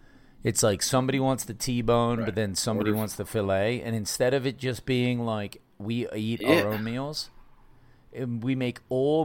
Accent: United Kingdom; yeah, I am British. I come from British food, bro.

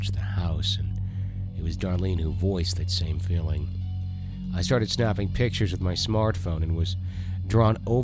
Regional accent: Wisconsin, United States; I grew up in Wisconsin.

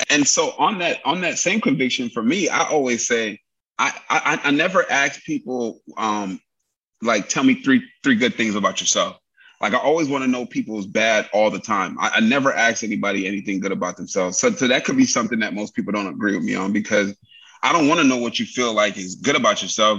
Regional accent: New York City, New York, United States; now in California, United States; live in Cali, but I was raised in New York

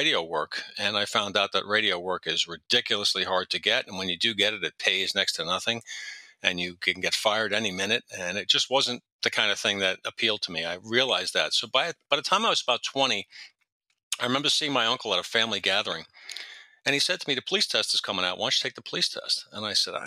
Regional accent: New York City, New York, United States; I grew up mostly in Western Queens

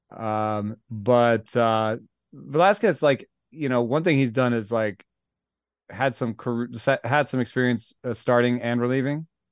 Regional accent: Atlanta, Georgia, United States; I grew up in Atlanta

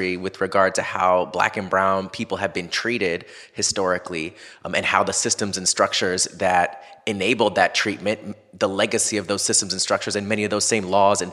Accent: Orlando, Florida, United States; growing up in Florida, in Orlando

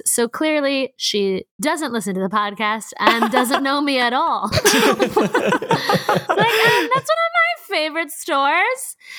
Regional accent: Baltimore, Maryland, United States; props to my hometown of Baltimore.

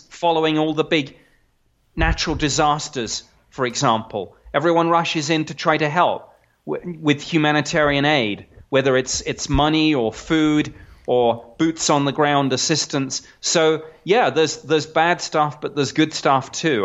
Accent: United Kingdom; now in United States; I'm I'm a Brit

